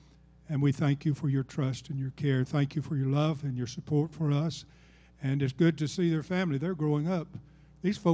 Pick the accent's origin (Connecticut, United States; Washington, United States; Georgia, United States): Georgia, United States; also born or lived in Alabama; I'm from Georgia